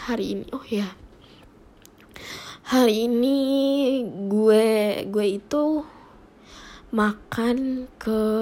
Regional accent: Cibinong, West Java, Indonesia; kalau dulu di daerah gue di Cibinong ini tuh belum ada mall, belum ada Cibinong yang City Mall, belum ada, belum ada Cibinong Square, belum ada.

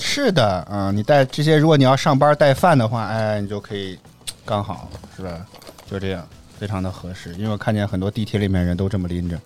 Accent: northern China, China; 作为一个北方人

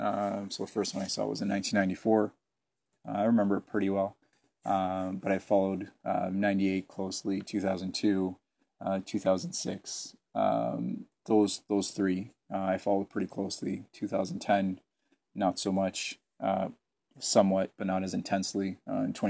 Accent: Hamilton, Ontario, Canada; also born or lived in Setúbal, Portugal; I'm from Hamilton.

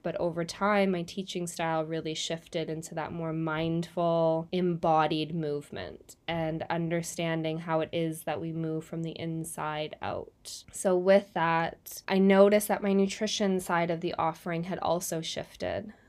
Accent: Canada; now in New Zealand; I'm originally from Canada. I'm living in New Zealand now

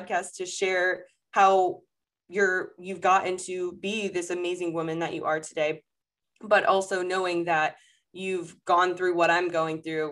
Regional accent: Fort Lauderdale, Florida, United States; moved away as an adult; now in Charlotte, United States; I grew up in South Florida. My parents are still there. My whole foundation is built there in Fort Lauderdale, Florida

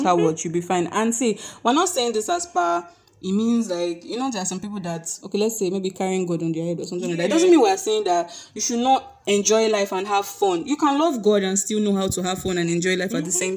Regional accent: Nigeria; being Nigerian and being a millennial

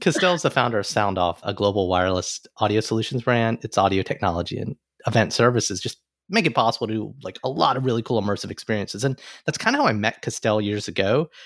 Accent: Alabama, United States; now in New York City, United States

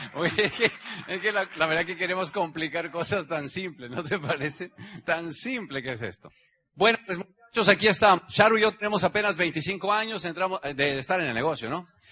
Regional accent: Mexico; Mi país, México, es el país que tiene 120 millones de habitantes donde yo nací. Tengo el ombligo enterrado ahí

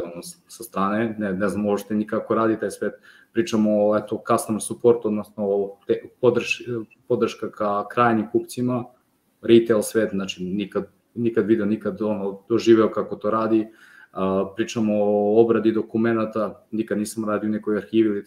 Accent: Šabac, Mačva District, Serbia; moved away as an adult; now in Niš, Serbia; ja sam rodom iz Šapca, znači ja nisam rođen Nišlija, možda se i čuje, Ovaj, mada ja niški akcent više sad upotrebljam

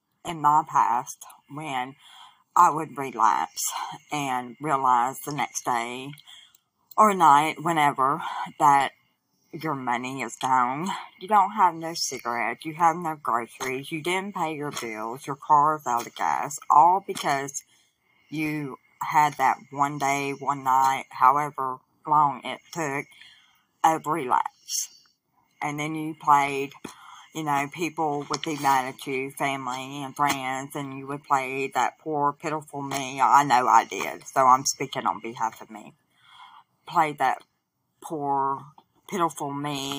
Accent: Southwest Arkansas, United States; I'm from Southwest Arkansas in the United States of America.

